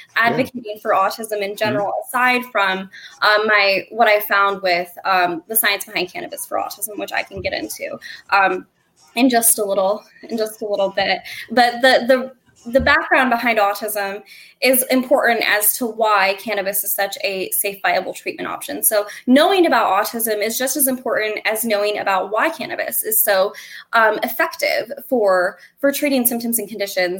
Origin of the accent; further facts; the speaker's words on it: Northwest Ohio, United States; I hail from Northwest Ohio